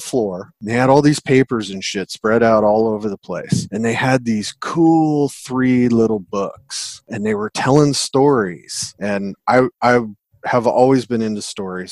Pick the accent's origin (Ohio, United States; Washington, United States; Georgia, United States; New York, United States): Washington, United States; Seattle; I'm from Seattle, Pacific Northwest